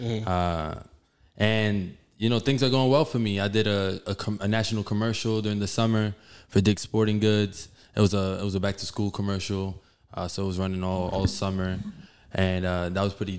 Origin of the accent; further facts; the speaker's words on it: New York City, New York, United States; Born in Bellevue Hospital, lived in the Bronx for many years, started playing baseball in the Bronx